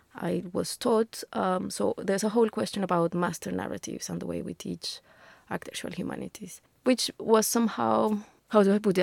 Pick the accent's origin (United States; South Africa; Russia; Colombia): Colombia; Bogotá; moved away as an adult; now in England; I'm Colombian, uh, originally. I come from Bogota. I came to England ten years ago.